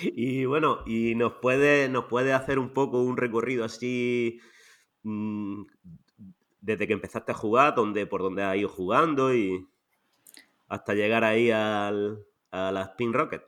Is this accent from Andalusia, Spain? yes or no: yes; Almería, Andalusia, Spain; yo también soy de Almería